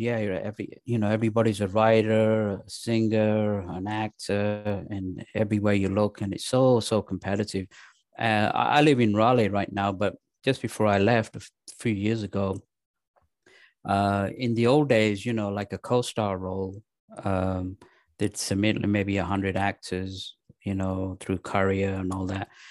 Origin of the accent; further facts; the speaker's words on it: England, United Kingdom; moved away as an adult; also born or lived in Pakistan; now in United States; I was raised in England